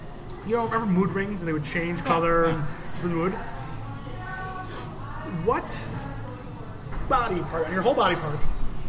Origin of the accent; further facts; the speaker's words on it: United Kingdom; it'd also be fun that I'm British, too.